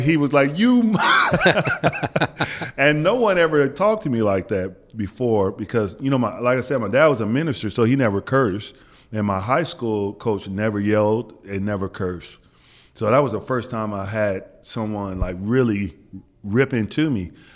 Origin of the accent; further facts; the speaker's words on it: Wichita, Kansas, United States; moved away as an adult; growing up in Wichita, Kansas, we used to get a lot of the Big East games